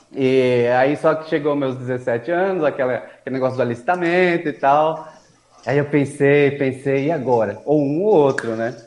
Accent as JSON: {"language": "Portuguese", "town": "Mauá", "region": "São Paulo", "country": "Brazil", "tie": "born or raised there", "moved": "as an adult", "lives_now": "Suzano, Brazil", "said": "com 18 anos vim para Suzano, porque minha irmã já morava aqui na cidade. Aí sim que eu saí de Mauá, vim para cá"}